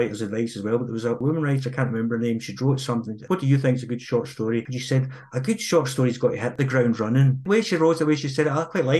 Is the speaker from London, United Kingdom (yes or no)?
no; Girvan, Scotland, United Kingdom; my hometown of Girvan, which is a terrific wee town